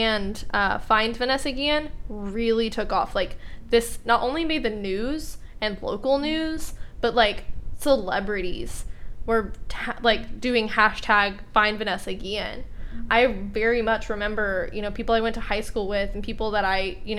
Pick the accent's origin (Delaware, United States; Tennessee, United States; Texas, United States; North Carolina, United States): Texas, United States; I'm from Texas, born and raised